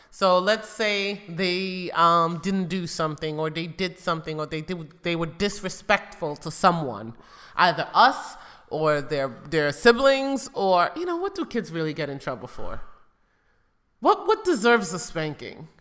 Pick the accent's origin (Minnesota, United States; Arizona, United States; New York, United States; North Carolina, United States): New York, United States; New York City; growing up in New York City with drive-by shootings